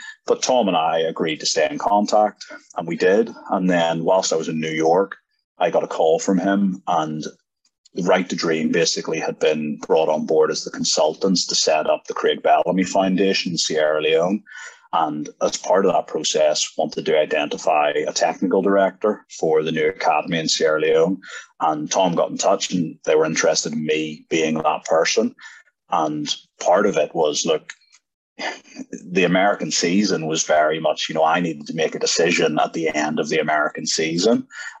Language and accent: English; Ireland; as a young guy growing up in Ireland